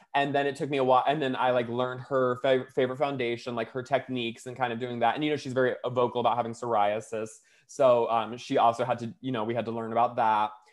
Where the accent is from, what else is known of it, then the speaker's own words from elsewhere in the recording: Florida, United States; now in Los Angeles, United States; I'm from Florida